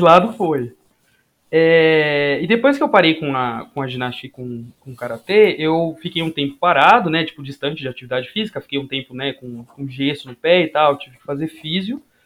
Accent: Guarulhos, São Paulo, Brazil; also born or lived in Limeira; eu sou de Guarulhos, da, da terra do aeroporto

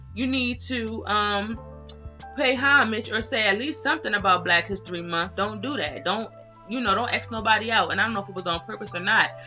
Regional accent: Delaware, United States; I'm from Delaware

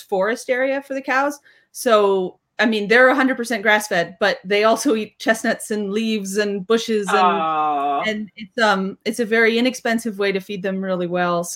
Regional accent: Atlanta, Georgia, United States; moved away as an adult; now in Portugal; I'm from Atlanta, Georgia

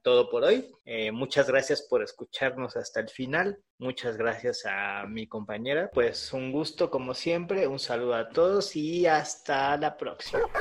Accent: Coapa, Mexico City, Mexico; mi nación, de Cuapa

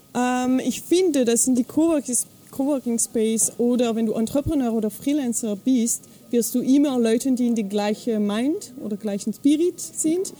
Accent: Fribourg, Switzerland; accent: French; first language French; German is a second language; moved away; ich komme aus der Schweiz, aber also Französisch ist meine Muttersprache

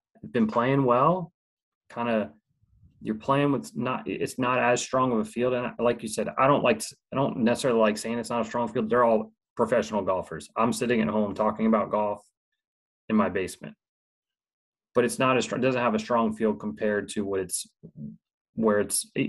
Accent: Washington, District of Columbia, United States; my hometown Nats and Caps

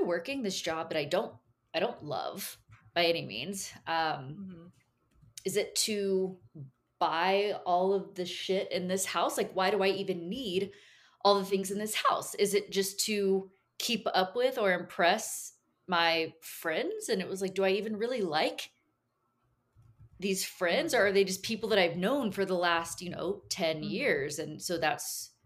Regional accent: Caldwell, Texas, United States; Born and raised in Texas, lived in a really small town during some of the formative years, like 12 to 18. We lived in the big town of Caldwell, Texas, on a big cattle ranch

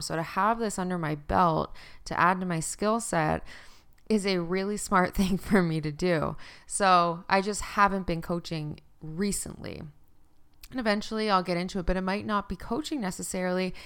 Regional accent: Canada; also born or lived in Fort McMurray, Alberta; I used to live in Fort Mac in Alberta 'cause I'm Canadian

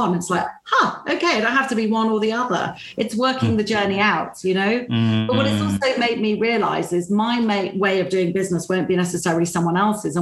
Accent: United Kingdom; being British

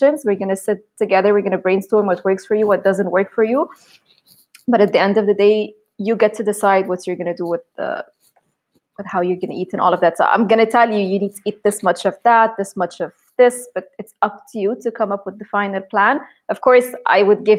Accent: Egypt; English is a second language; now in Hurghada, Egypt; I grew up in Egypt, but we spent actually a lot of time in Hurghada here on the sea, because this is where my father used to work

